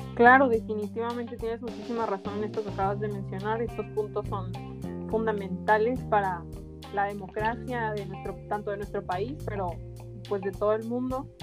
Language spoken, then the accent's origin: Spanish; Mexico; como mexicanos